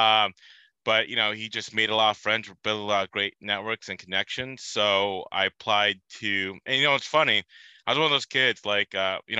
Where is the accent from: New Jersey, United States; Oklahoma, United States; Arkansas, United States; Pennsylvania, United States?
New Jersey, United States; I grew up in New Jersey